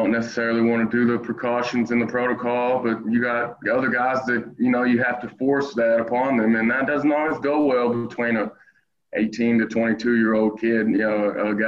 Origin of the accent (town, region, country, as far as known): Georgetown, Kentucky, United States; born or raised there